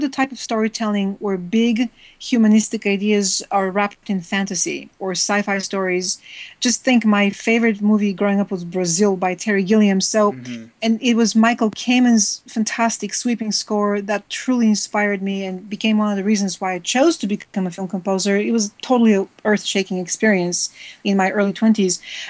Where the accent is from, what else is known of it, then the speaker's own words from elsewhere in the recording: Bulgaria; moved away; I was growing up in Bulgaria